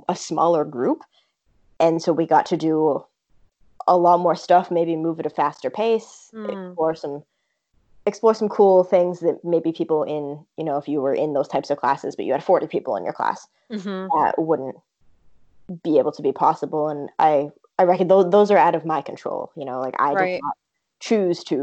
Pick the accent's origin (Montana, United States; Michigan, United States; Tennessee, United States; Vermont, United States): Vermont, United States; I'm originally from Vermont, and I went to a, you know, small high school